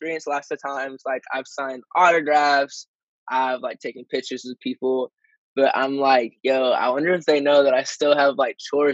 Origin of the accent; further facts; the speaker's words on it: Michigan, United States; I'm from Michigan, but I'm out in L.A. a lot